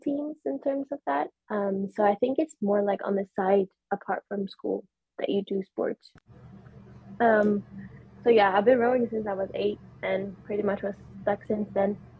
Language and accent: English; Sweden; I'm from Sweden